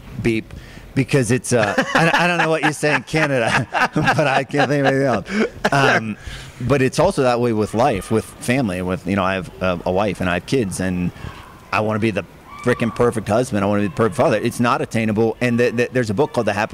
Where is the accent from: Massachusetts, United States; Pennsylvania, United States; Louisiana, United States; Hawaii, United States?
Pennsylvania, United States; Hollidaysburg; from Hollidaysburg